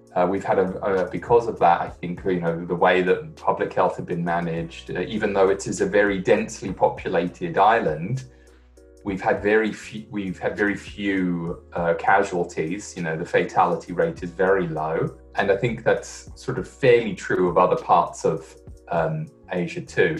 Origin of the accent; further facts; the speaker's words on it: London, United Kingdom; moved away; I'm from the UK. I'm from London